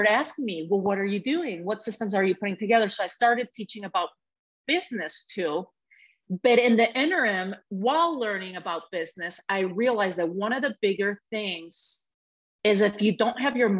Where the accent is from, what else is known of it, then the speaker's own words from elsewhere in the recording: Spain; moved away; growing up in Spain in a very patriarchal country, very patriarchal family too